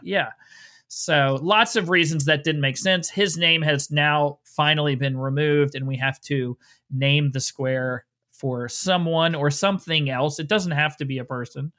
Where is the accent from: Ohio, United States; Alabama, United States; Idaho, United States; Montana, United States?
Ohio, United States; Cincinnati; now in Georgia, United States